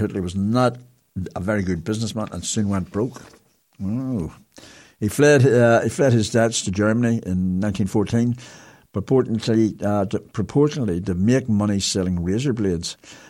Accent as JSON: {"language": "English", "region": "England", "country": "United Kingdom", "tie": "born or raised there", "moved": "yes", "lives_now": "Ireland", "said": "I love Ireland. I've loved it here since I was a child of immigrant Irish parents growing up in England."}